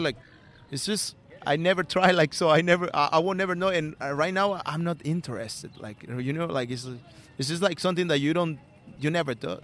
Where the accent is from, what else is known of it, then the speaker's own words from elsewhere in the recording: Callao, Peru; English is a second language; moved away as an adult; I'm from Peru. Uh, I was born in a uh, dangerous neighborhood. Uh, the name is Callao, Callao Bellavista. Uh, it's it's in Lima